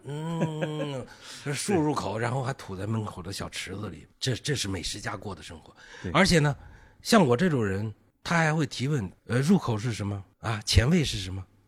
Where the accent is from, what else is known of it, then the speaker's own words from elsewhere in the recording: northern Anhui, China; moved away; 安徽北部的菜，我老家的这菜